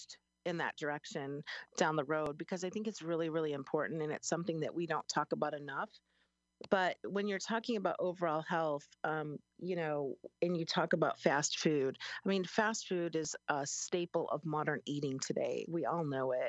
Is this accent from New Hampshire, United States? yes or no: no; Chicago, Illinois, United States; now in Springfield, United States; I'm from Chicago. I never called it soda. It was always pop. And I moved downstate 25 years ago here to Springfield